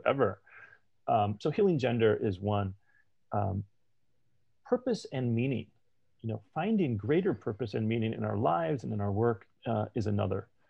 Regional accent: United States; I'm American and I'm gay

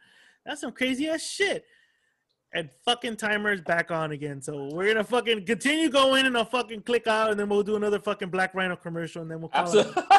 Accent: El Monte, California, United States; also born or lived in Whittier; So I grew up in El Monte. Just like within the last 13 years, I've lived in Whittier.

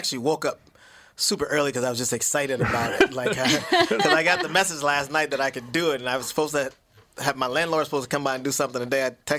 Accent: St. Cloud, Minnesota, United States; also born or lived in Greenville, Mississippi; I'm from Mississippi, and I grew up in St. Cloud.

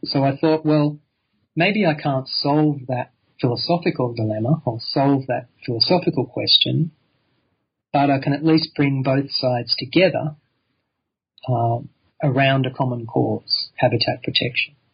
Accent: Sydney, New South Wales, Australia; I grew up in Sydney

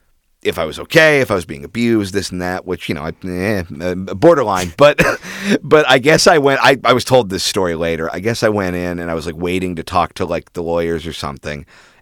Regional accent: Orange County, California, United States; I'm from Orange County, which is like the broiest bro place in the world.

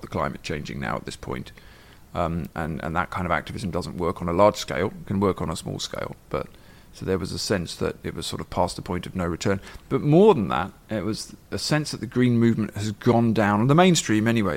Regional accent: England, United Kingdom; moved away as an adult; now in Ireland; I grew up in England in the 80s

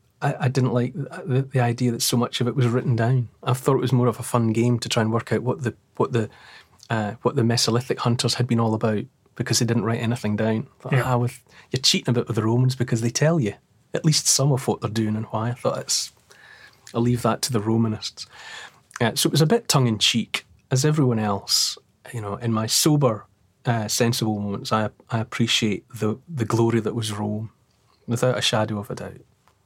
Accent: Dumfries, Scotland, United Kingdom; I think we had our first school trip to there, because I grew up in Dumfries.

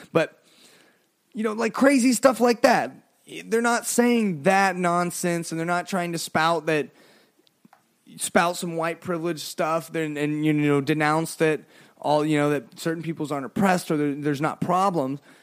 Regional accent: United States; we're an American

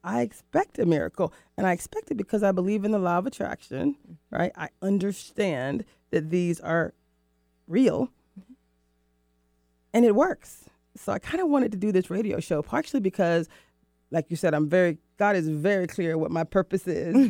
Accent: Florida, United States; moved away as an adult; also born or lived in Mexico / Rio de Janeiro, Brazil; now in Seattle, United States; I moved from the East Coast, from Florida, mm-hmm. to Seattle, to the Pacific Northwest

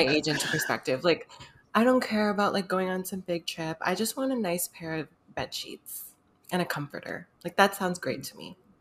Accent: United States; I'm half Filipino, but I'm American.

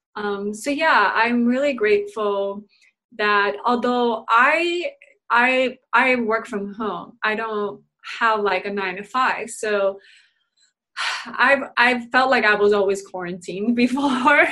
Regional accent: Chicago, Illinois, United States; moved away; You're in my hometown

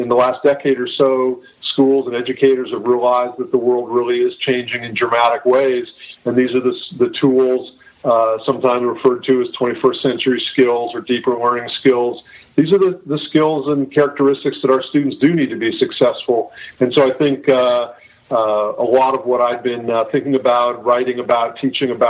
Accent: Northern California, United States; also born or lived in San Diego; I grew up in Northern California, went to public schools

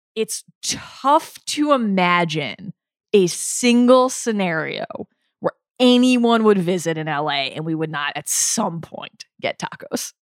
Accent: Baltimore, Maryland, United States; also born or lived in New York; now in Los Angeles, United States; I grew up in Baltimore, but I came to L A from New York.

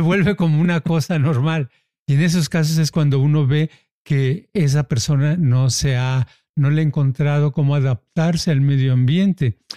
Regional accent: Mexico; now in United States; los que somos mexicanos, está uno haciendo un micro México en donde está

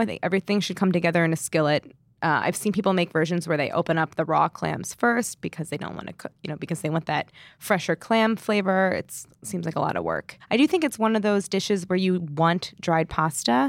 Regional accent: St. Louis, Missouri, United States; growing up in Saint Louis, it was canned clams and clam juice

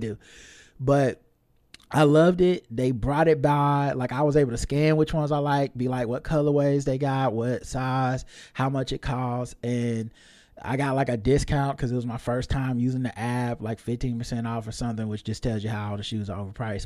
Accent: the South, United States; I'm from the South

